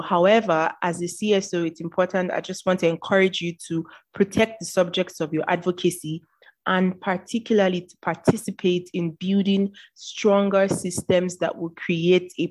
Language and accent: English; Nigeria; I am a Nigerian.